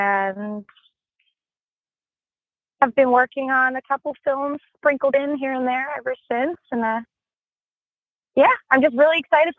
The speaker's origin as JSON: {"language": "English", "town": "Vero Beach", "region": "Florida", "country": "United States", "also_born_or_lived": "Miami, Florida", "moved": "as an adult", "lives_now": "California, United States", "said": "I'm from Vero Beach, Florida. And I moved here from Miami."}